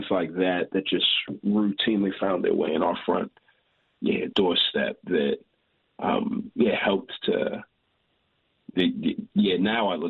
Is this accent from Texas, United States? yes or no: yes; Houston, Texas, United States; I grew up in Houston, but right before college, my parents are from Nigeria